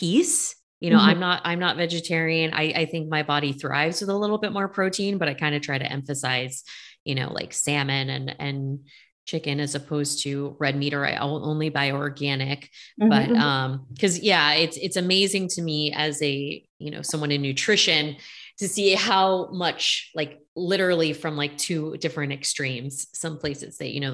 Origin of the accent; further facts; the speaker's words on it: Bay Area, California, United States; I'm from the Bay Area